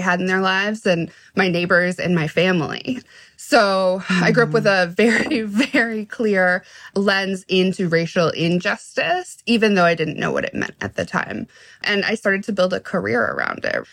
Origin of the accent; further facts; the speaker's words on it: Washington, District of Columbia, United States; I'm from Washington, D.C. Mm-hmm. Like I grew up in D.C. in the 90s